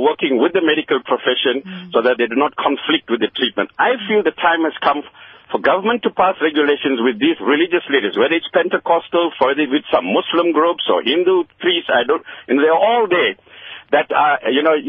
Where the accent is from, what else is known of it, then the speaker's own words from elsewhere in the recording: South Africa; I'm speaking as a South African. I'm of Asian origin, but born here, my father born here